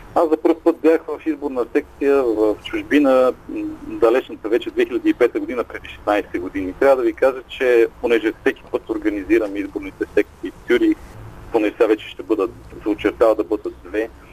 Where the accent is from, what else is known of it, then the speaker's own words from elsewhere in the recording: Bulgaria; also born or lived in Zurich, Switzerland; now in Switzerland; Ние сме родени в България, обичаме родината си